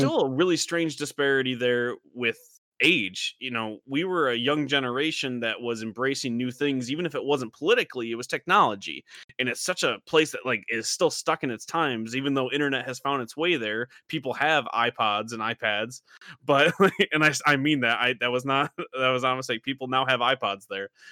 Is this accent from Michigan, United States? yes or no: yes; Michigan, United States; moved away; We grew up in the middle of nowhere, Michigan.